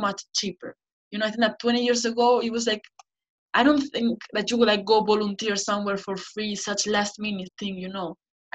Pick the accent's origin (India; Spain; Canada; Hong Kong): Spain; Basque Country; first language Spanish; English is a second language; moved away as an adult; also born or lived in Scotland / Germany; now in United Kingdom; I was born in the Basque Country